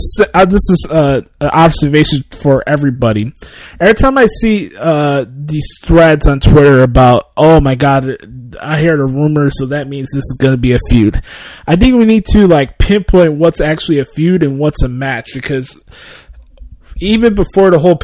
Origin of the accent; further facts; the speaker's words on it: Chicago, Illinois, United States; I'm from Chicago.